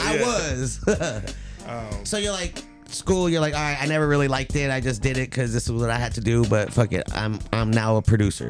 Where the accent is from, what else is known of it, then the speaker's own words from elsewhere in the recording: Los Angeles, California, United States; I'm from the Valley. 818.